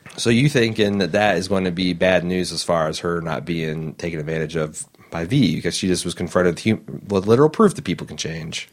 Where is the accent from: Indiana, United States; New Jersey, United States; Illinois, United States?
Indiana, United States; I'm from Indiana